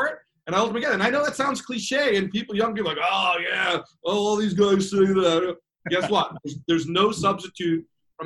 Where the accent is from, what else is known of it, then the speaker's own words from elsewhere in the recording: United States; I'm an American guy.